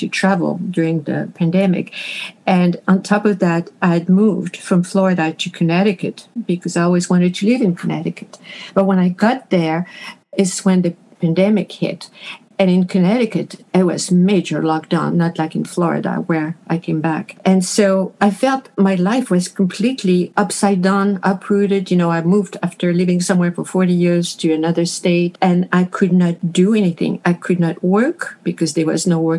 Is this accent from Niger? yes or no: no; Paris, Île-de-France, France; moved away as an adult; also born or lived in Montreal, Canada / Quebec, Canada / Manitoba, Canada; now in Canada; I was born and raised in Paris